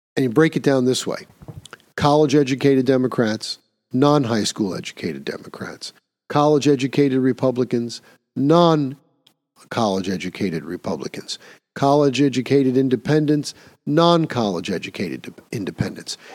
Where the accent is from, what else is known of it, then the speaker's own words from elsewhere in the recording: New York, United States; my home state of New York